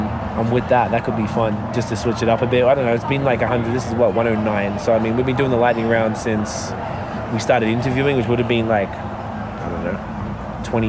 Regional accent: Victoria, Australia; I am from Victoria.

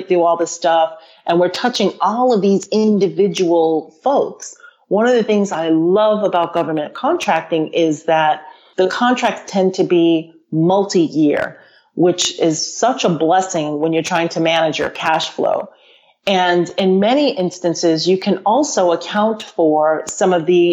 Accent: United States; growing up in the United States

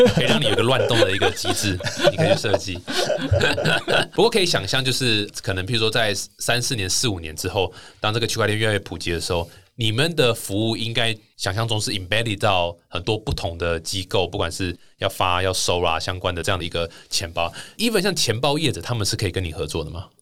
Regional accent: Taiwan; 那这个是我们台湾人其实一直都不是那么特别习惯的一个方式

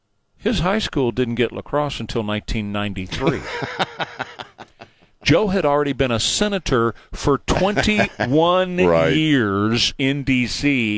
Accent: Venezuela; I was raised by Cubans in Venezuela.

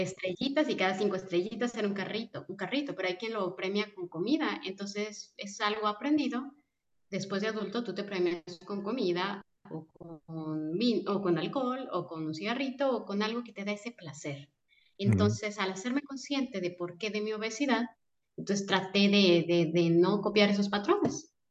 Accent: Guadalajara, Jalisco, Mexico; moved away as an adult; now in Mérida, Mexico; soy de Guadalajara. Y llevamos seis meses viviendo en Mérida

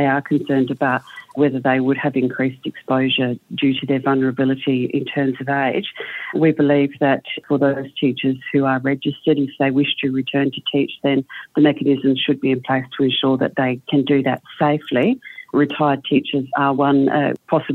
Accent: South Australia, Australia; my home state in South Australia

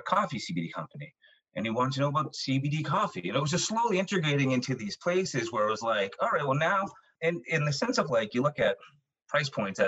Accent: Irish Riviera, Massachusetts, United States; I'm Irish Catholic, youngest of nine, grew up in the Irish Riviera.

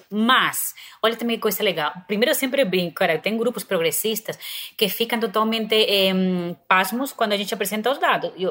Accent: Spain; Portuguese is a second language; now in Brazil; como eu sou espanhola

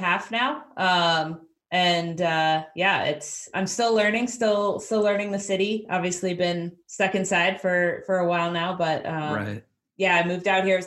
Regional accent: New Jersey, United States; moved away as an adult; also born or lived in New Hampshire; now in Seattle, United States; I grew up in New Jersey

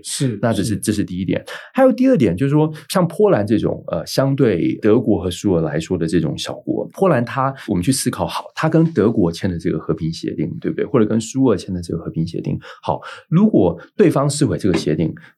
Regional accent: Taiwan; 我们台湾这边

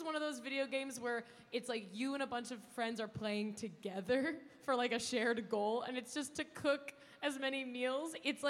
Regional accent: Philadelphia, Pennsylvania, United States; I'm from Philly and I got family that's South Jersey, so we do Phillies.

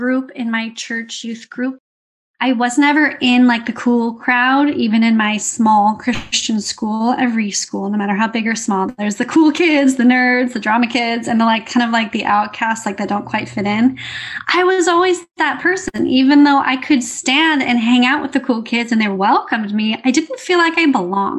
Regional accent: California, United States; I grew up in California, USA.

